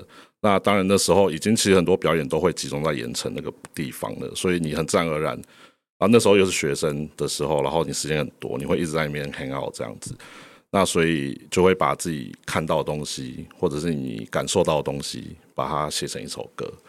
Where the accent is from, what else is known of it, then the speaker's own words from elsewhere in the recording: Kaohsiung, Taiwan; 我们四个人是从头到尾就是都在高雄，没有离开过这样。